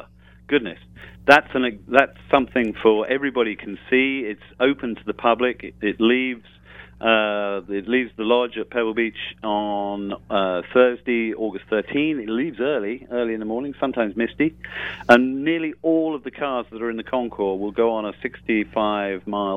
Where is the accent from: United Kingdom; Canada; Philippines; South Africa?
United Kingdom; I am British